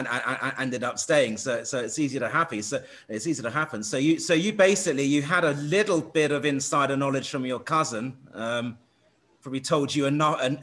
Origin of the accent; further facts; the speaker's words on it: England, United Kingdom; I'm English.